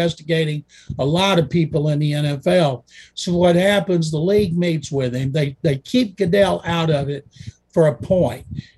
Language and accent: English; Waco, Texas, United States; It is Saturday night at Texas Sports Hall of Fame in Waco. I'm proud to say that's my hometown.